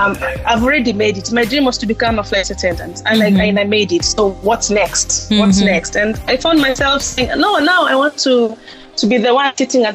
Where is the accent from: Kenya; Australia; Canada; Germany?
Kenya; Yes, I'm Kenyan.